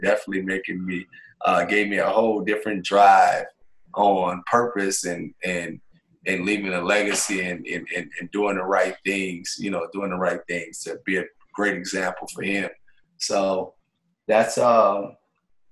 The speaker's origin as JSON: {"language": "English", "town": "New Orleans", "region": "Louisiana", "country": "United States", "tie": "born or raised there", "moved": "as an adult", "said": "I'm a kid from New Orleans, Louisiana, born and raised"}